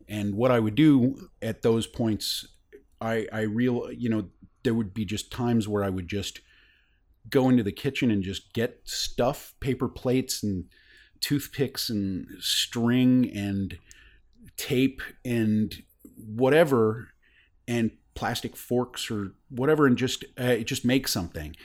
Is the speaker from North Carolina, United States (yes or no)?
yes; North Carolina, United States; moved away as an adult; also born or lived in Boston; I grew up in North Carolina